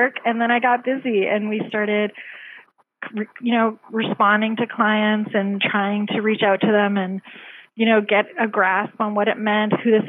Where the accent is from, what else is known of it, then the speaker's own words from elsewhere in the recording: Canada; now in United States; I'm actually Canadian